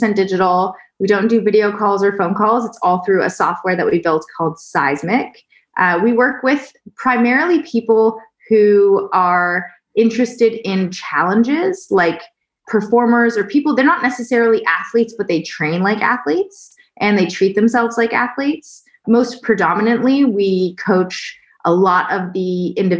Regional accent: Toronto, Ontario, Canada; now in Austin, United States; I'm Canadian, currently living in Austin, Texas. And my background, growing up in Toronto, Canada

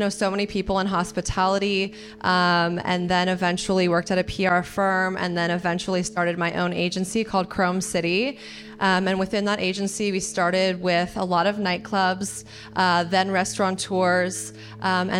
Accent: San Diego, California, United States; moved away as an adult; also born or lived in Chicago; I was born and raised in San Diego

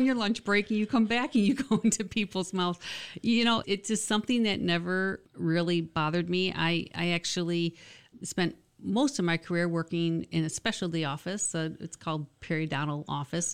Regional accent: Michigan, United States; also born or lived in Jackson, Michigan / Howell, Michigan / Manistee, Michigan / Owosso, Michigan; I'm from Michigan, but not originally from the Lansing area. I've lived in a couple different cities. I was born in Jackson

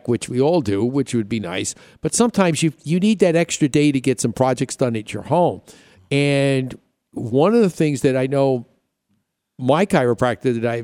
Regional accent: New York, United States; moved away; I grew up in New York

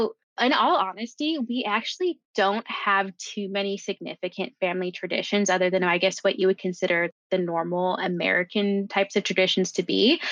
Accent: Jamaica; in addition to having the wedding in my home country, but being able to really focus on the food and all of the things that I know we love and grow up with and usually have. There is one tradition is our Jamaican black cake.

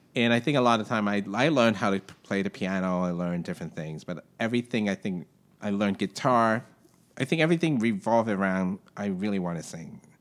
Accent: Hong Kong; moved away as an adult; now in New York, United States; where I grew up in Hong Kong is very tight

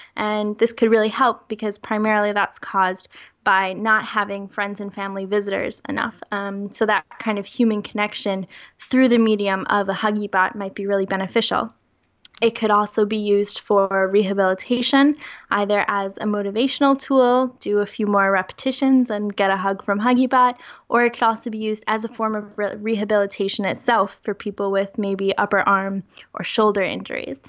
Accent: United States; moved away as an adult; now in Europe; I am currently working in Europe, but I am American, so my entire family is still living in the US

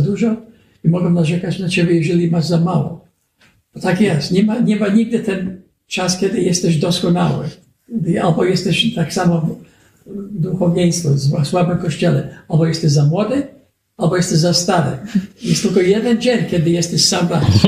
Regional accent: United States; Polish is a second language; u nas w Ameryce

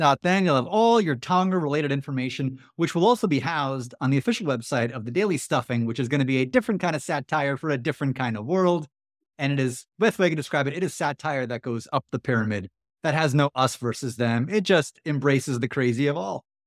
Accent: New York City, New York, United States; I grew up in Queens, New York.

